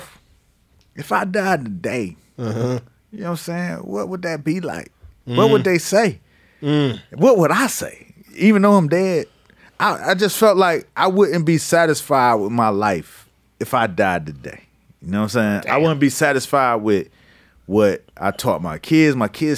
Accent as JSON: {"language": "English", "town": "Miami Gardens", "region": "Florida", "country": "United States", "said": "I'm from Carroll City."}